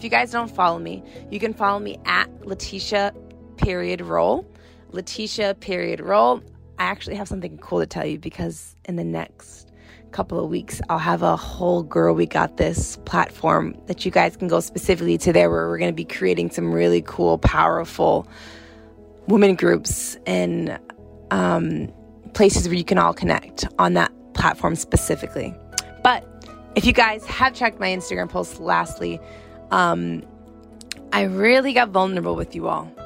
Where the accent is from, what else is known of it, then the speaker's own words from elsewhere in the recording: Gardner, Massachusetts, United States; moved away as an adult; also born or lived in South Africa / New York / Atlanta; I grew up in Gardner, Massachusetts